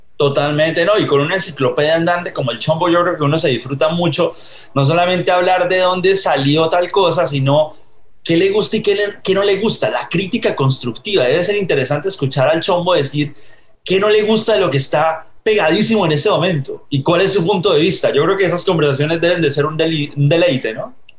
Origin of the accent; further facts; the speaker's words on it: Colombia; now in United States; yo soy colombiano viviendo en Estados Unidos, pero cuando yo estaba en los noventas en Colombia